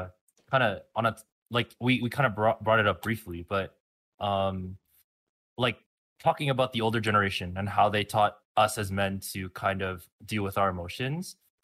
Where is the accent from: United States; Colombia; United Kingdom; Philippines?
Philippines; especially coming from an immigrant family and being Filipino